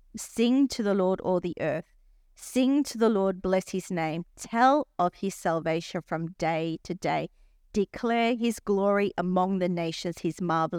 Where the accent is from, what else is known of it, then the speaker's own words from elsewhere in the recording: Australia; Like, we're from Australia, we're going to help you.